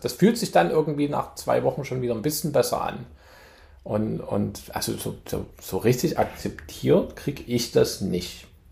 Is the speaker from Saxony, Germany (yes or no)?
yes; Chemnitz, Saxony, Germany; moved away as an adult; now in New York, United States; ich komme aus Chemnitz, Chemnitz-Tal